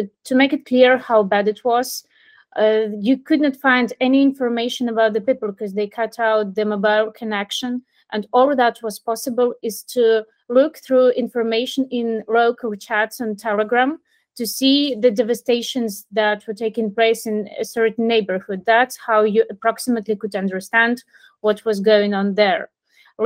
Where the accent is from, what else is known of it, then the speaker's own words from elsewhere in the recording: Mariupol, Donetsk Oblast, Ukraine; moved away as an adult; also born or lived in Kyiv; now in Poland; I was born in Mariupol, and I was living there most of my life.